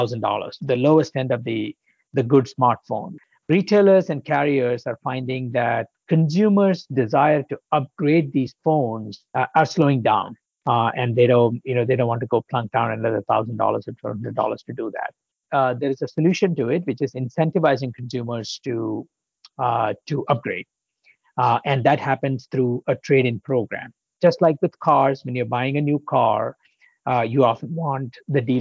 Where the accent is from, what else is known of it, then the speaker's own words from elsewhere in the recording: India; moved away as an adult; also born or lived in Poland / Illinois, United States; now in United States; I grew up in India